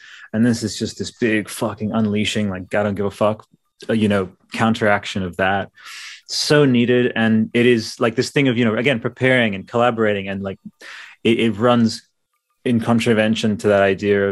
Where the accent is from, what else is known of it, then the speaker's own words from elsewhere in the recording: Australia; we're Australian.